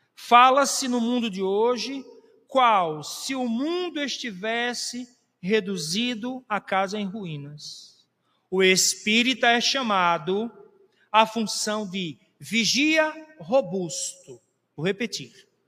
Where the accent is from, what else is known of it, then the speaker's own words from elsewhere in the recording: Brazil; nós brasileiros